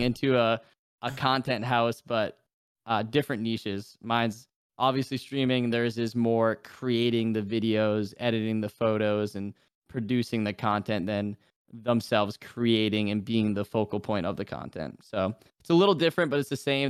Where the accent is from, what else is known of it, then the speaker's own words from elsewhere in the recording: New Hampshire, United States; moved away as an adult; now in Florida, United States; I'm from New Hampshire. I came down to Florida for college, and I've, I've been down here ever since.